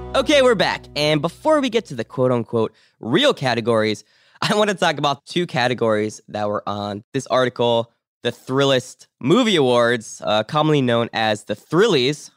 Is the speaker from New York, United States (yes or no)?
no; Pittsburgh, Pennsylvania, United States; I was born in Pittsburgh.